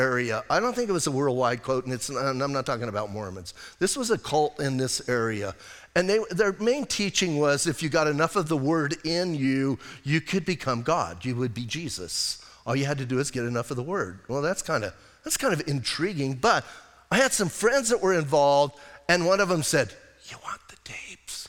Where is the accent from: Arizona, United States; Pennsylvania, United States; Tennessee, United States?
Arizona, United States; Bisbee; I'm from Bisbee